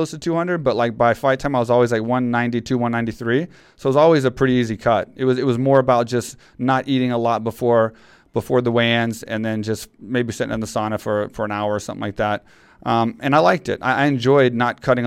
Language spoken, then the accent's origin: English; Texas, United States; Texas, which is my hometown